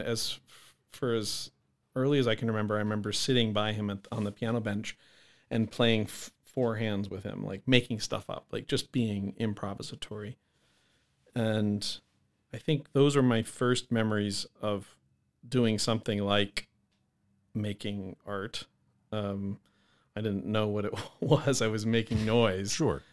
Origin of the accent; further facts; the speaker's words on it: Alaska, United States; also born or lived in New Hampshire; now in Minot, United States; I was born in New Hampshire. My family moved to Alaska when I was six